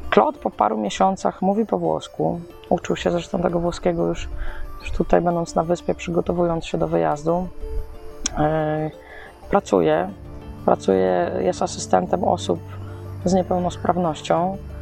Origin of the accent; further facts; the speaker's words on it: Poland; jestem z Polski